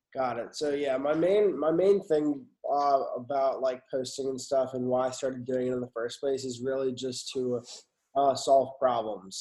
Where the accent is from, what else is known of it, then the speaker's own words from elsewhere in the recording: Westchester, New York, United States; now in Houston, United States; I'm originally from Westchester